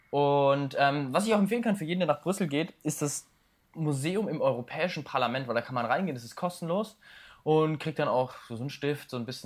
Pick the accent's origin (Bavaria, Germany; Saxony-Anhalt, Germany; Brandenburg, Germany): Bavaria, Germany; hier bei uns in Bayern